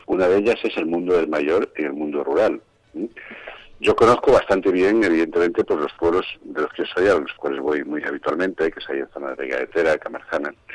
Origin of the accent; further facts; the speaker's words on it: Vega de Tera, Castile and León, Spain; Yo soy zamorano, yo soy precisamente de Vega de Tera